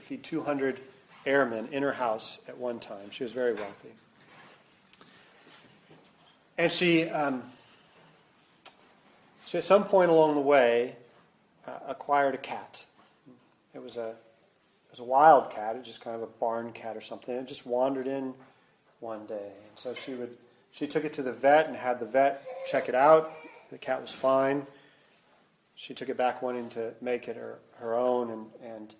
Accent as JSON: {"language": "English", "region": "Midwest", "country": "United States", "tie": "born or raised there", "moved": "yes", "lives_now": "San Diego, United States", "said": "I grew up in the Midwest"}